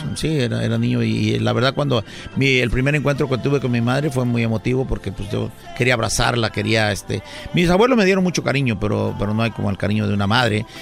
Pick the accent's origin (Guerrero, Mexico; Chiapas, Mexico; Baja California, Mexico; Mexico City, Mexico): Guerrero, Mexico; San Luis de la Loma; moved away; also born or lived in Acapulco; somos de, en lo particular, somos un servidor y mi hijo, bueno, yo lo registré ahí, pero nació en Acapulco, eh, un pueblo que se llama San Luis, de la Loma, del estado de Guerrero, en la Costa Grande